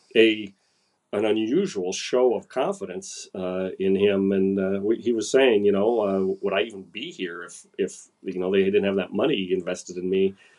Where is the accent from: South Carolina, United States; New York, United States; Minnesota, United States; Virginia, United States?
Minnesota, United States; I'm just a Minnesotan